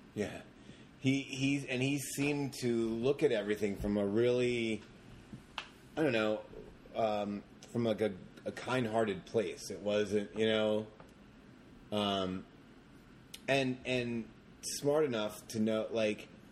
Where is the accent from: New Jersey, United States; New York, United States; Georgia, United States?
New Jersey, United States; Jersey Shore; also born or lived in Long Branch, New Jersey; I grew up in the Jersey Shore.